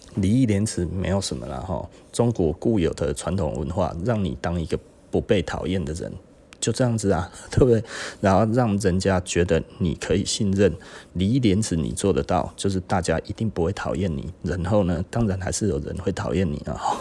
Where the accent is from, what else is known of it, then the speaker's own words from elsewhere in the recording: Taichung, Taiwan; also born or lived in Taipei; 因为台中人很喜欢上台北哈，那我以前也是啦